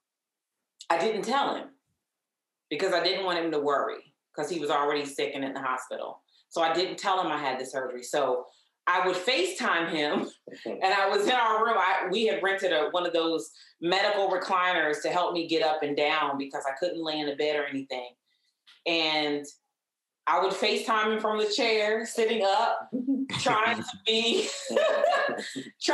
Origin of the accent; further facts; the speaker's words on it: Columbia, Maryland, United States; also born or lived in Nashville, Tennessee; I was born in Nashville, Tennessee. He brought me and my mom here in the late 70s for a better opportunity, better life. And I grew up in Columbia, Maryland